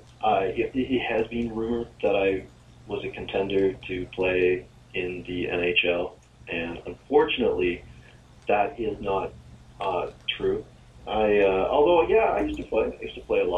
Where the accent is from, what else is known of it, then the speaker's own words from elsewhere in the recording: Oshawa, Ontario, Canada; I grew up in a city called Oshawa